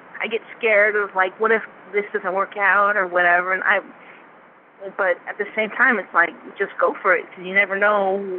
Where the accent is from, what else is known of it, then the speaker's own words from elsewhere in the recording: Denver, Colorado, United States; also born or lived in Arizona / Utah / New Mexico / Virginia; now in New York, United States; And I graduated high school. And then from there, I mean, I'm from Colorado, from Denver, Colorado. And I've lived, like, Utah, New Mexico. I even lived in Virginia for a while with my sister.